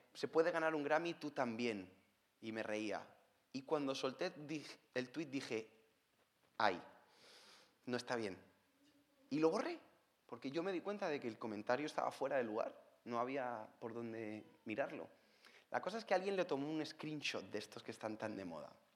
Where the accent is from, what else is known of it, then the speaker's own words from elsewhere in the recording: Spain; soy español, como me pueden escuchar, no, no tengo problemas en la boca, está todo bien, así hablamos en España.